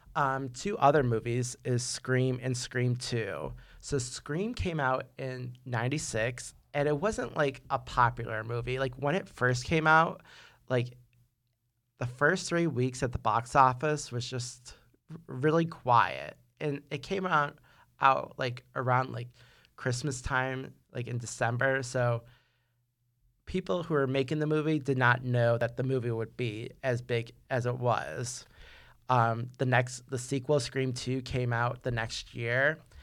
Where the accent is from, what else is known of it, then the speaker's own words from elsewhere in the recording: New York, United States; I'm from New York